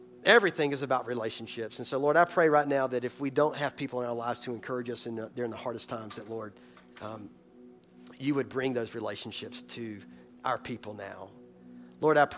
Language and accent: English; Boiling Springs, United States; moved away; my hometown, Boiling Springs